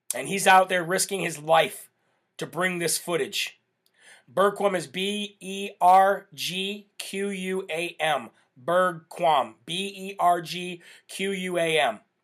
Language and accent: English; United States; We are Americans